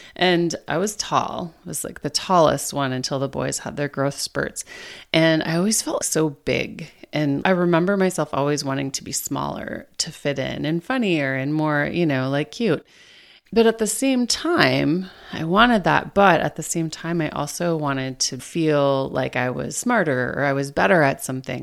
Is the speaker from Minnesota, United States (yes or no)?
yes; Minnesota, United States; now in Maryland, United States; my home state of Minnesota